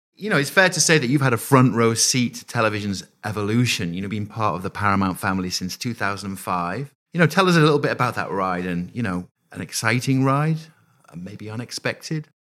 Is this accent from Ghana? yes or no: no; United Kingdom; now in United States; a Brit living here in, in the U S